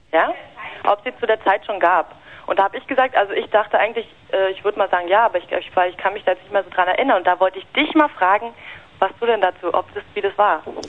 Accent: West Germany, Germany; weil ich komme aus dem Westen

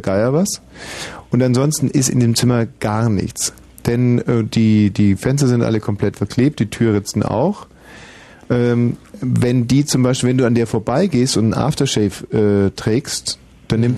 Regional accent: Augsburg, Bavaria, Germany; moved away; in meiner Heimatstadt Augsburg

